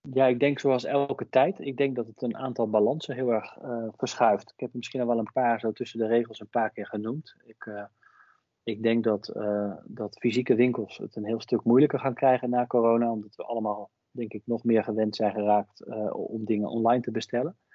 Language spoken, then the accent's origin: Dutch; Hengelo, Overijssel, Netherlands; Ja, nou, dus ik ben bijvoorbeeld zelf opgegroeid in Hengelo. En dat is wel misschien een mooi voorbeeld.